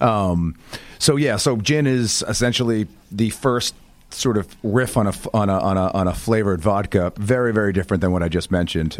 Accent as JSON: {"language": "English", "town": "Boston", "region": "Massachusetts", "country": "United States", "tie": "born or raised there", "also_born_or_lived": "outside New York City", "moved": "yes", "lives_now": "New York City area, United States", "said": "I'm a northeaster, born and raised, grew up right outside Boston"}